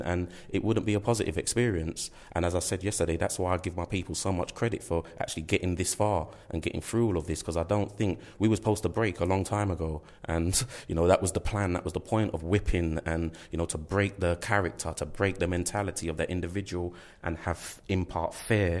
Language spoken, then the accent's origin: English; London, United Kingdom; I come from East London, and I've grown up around, you know, in my community